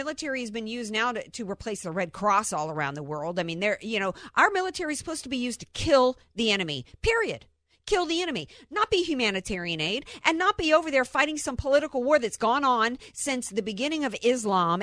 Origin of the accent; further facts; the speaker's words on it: the South, United States; in the South